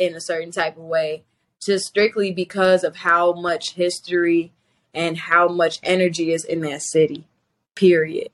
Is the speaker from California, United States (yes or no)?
no; Chicago, Illinois, United States; moved away as an adult; now in New York, United States; growing up in Chicago